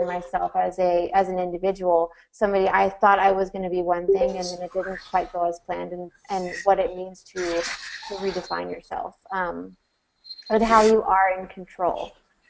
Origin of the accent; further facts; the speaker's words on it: Tucker, Georgia, United States; I grew up just outside of Atlanta in Tucker, Georgia